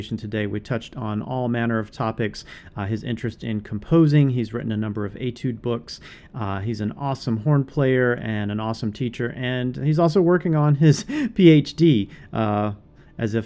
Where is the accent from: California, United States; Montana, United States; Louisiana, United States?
Louisiana, United States; in Louisiana, my home state